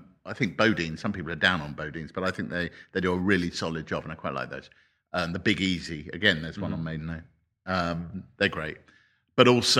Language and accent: English; Harrow, London, United Kingdom; I grew up in Harrow in Northwest London